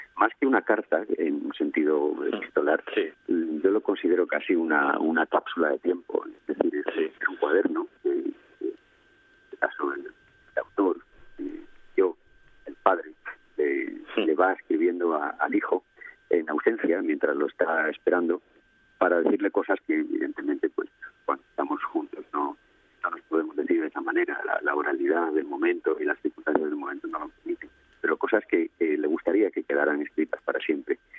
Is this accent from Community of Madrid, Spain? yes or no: no; Asturias, Spain; now in Greece; soy asturiano de nacimiento si bien mis, dos familias, la materna y la paterna, pues a su vez, pues la paterna era más bien de, la zona de Castilla y la materna, pues con, muy arraigada también en La Habana, en Cuba. Eh, de todas formas, Asturias es el, paisaje de mi infancia